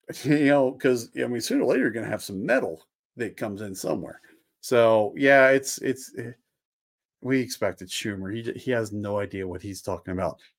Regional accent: just outside of Philadelphia, Pennsylvania, United States; I grew up just outside of Philadelphia

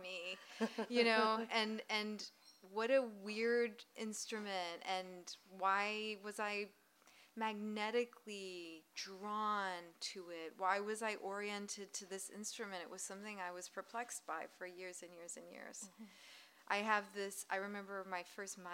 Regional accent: the South, United States; I grew up in the South. I grew up in an immigrant family

